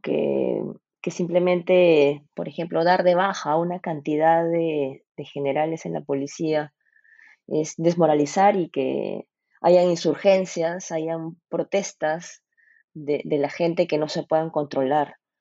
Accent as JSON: {"language": "Spanish", "country": "Peru", "said": "somos todos los peruanos"}